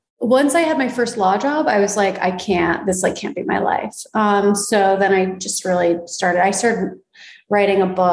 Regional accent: East Coast, United States; now in Los Angeles, United States; I'm from the East Coast

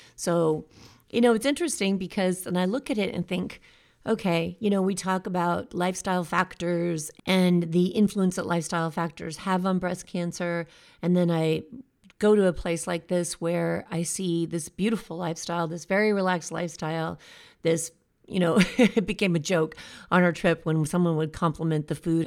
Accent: United States; here in America

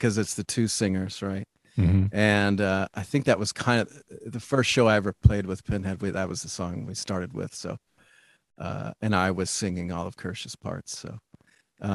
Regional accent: Little Rock, Arkansas, United States; now in Oakland, United States; I'm originally from Little Rock, Arkansas

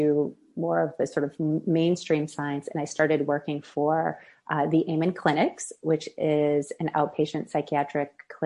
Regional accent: Midwest, United States; moved away; also born or lived in Boston; I grew up showing horses in the Midwest

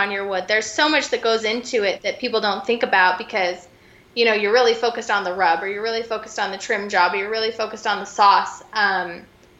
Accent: Utah, United States; We are Utah, born and raised, both of us

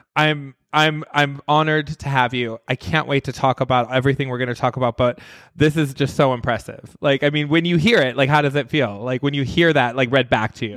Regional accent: Midwest, United States; also born or lived in New York / Las Vegas; now in Los Angeles, United States; I grew up in the Midwest

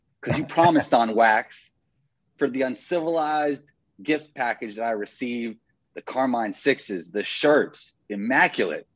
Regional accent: New York City, New York, United States; I'm from New York.

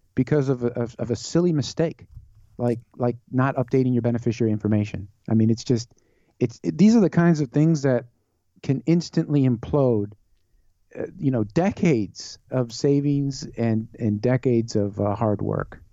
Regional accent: Chicago, Illinois, United States; born and raised in Chicago area

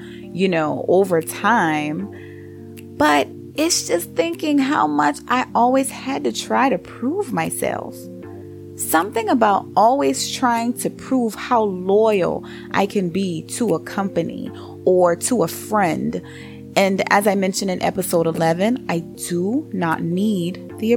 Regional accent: Charleston, South Carolina, United States; growing up on Dorchester Road in Charleston, South Carolina

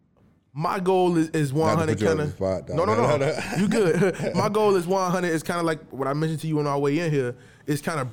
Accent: Chicago, Illinois, United States; I'm from the west side of Chicago

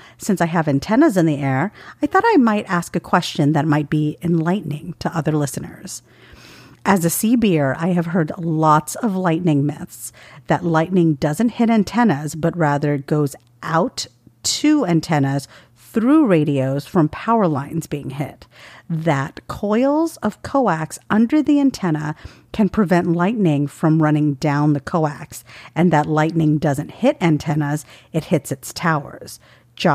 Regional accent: the South, United States; Yes, I'm from the South and I say y'all.

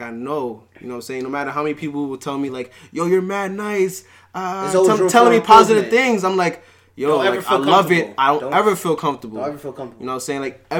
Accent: New York City, New York, United States; also born or lived in Trinidad; Far Rock, yeah.

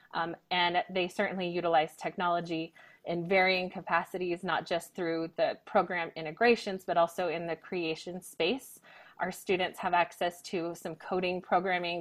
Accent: Northern Nevada, United States; moved away as an adult; also born or lived in Texas / France; now in Reno, United States; I was actually born and raised in Northern Nevada

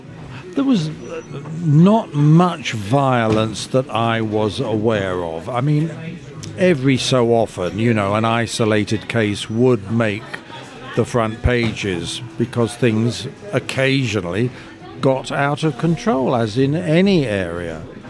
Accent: London, United Kingdom; I grew up in Soho.

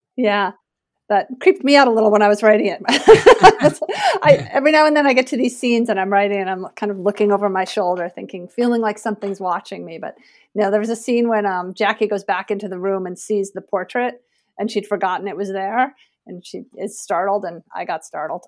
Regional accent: suburb west of Hartford, Connecticut, United States; moved away as an adult; also born or lived in Portland, Oregon / Kentucky; now in Vermont, United States; I grew up in a suburb just west of Hartford, Connecticut

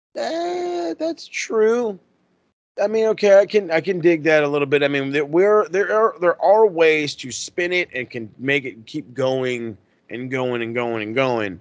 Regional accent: United States; I am American

